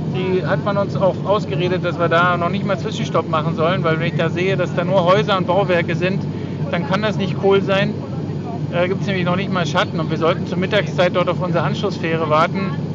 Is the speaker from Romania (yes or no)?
no; GDR, East Germany, Germany; ich bin ja in der DDR aufgewachsen